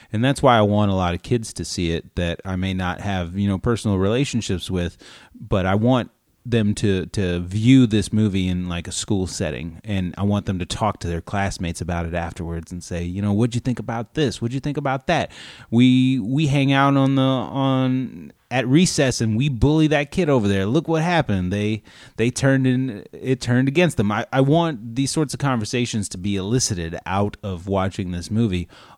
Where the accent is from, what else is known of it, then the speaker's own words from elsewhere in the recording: Canada; I am Canadian.